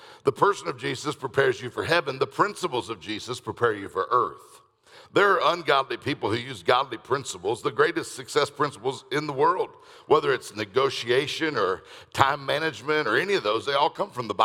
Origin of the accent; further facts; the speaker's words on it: Detroit, Michigan, United States; I'm from Detroit